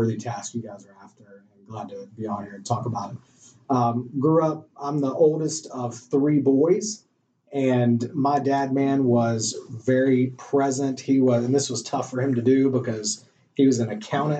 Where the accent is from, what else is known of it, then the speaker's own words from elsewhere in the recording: Greensboro, North Carolina, United States; also born or lived in Chapel Hill, North Carolina / Charlotte, North Carolina; Born and raised in North Carolina, so Greensboro, North Carolina, kind of the middle of the state